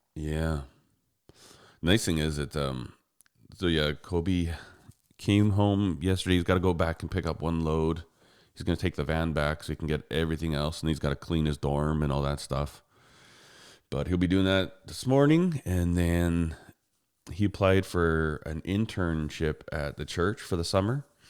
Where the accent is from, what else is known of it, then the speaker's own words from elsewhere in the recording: Canada; I'm a Canadian.